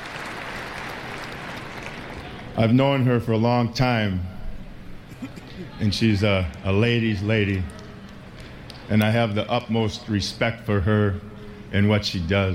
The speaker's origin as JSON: {"language": "English", "town": "Princeton", "region": "Minnesota", "country": "United States", "tie": "born or raised there", "said": "I came from Princeton, Minnesota. It's a little town in north of Minneapolis. We had an outhouse."}